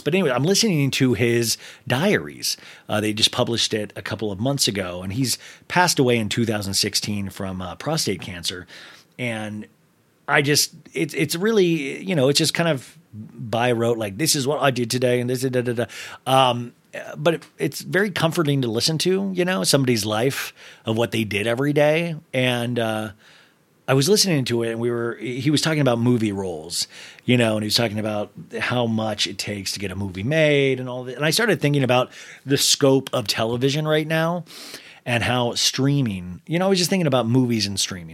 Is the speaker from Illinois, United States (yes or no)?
no; Kansas, United States; growing up in Kansas